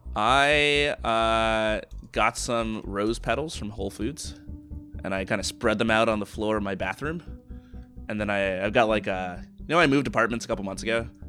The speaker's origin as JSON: {"language": "English", "country": "United States", "said": "I'm American"}